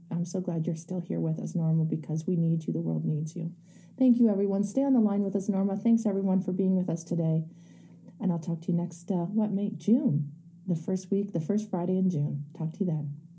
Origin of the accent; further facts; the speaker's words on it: Canada; I I'm Canadian